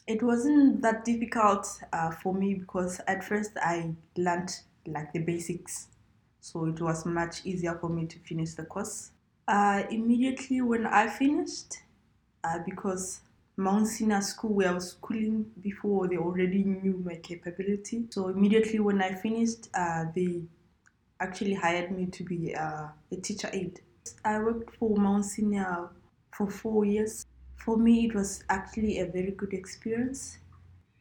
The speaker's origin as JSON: {"language": "English", "town": "Sepopa", "region": "North-West District", "country": "Botswana", "tie": "born or raised there", "said": "So I was raised in a village. Sepopa, it's in the northwest part of Botswana."}